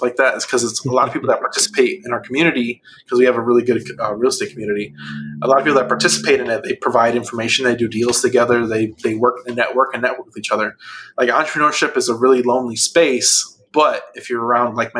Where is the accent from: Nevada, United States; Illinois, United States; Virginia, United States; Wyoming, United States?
Illinois, United States; outside Chicago; moved away as an adult; also born or lived in Atlanta; I grew up outside Chicago